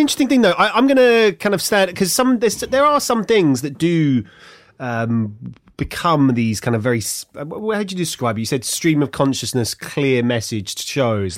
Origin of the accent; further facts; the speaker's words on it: Ilford, London, United Kingdom; moved away as an adult; also born or lived in America; now in Hertfordshire, United Kingdom; I'm from Ilford.